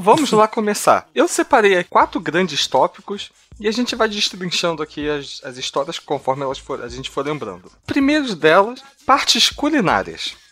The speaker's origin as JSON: {"language": "Portuguese", "region": "Rio de Janeiro", "country": "Brazil", "said": "Todos aqui somos cariocas"}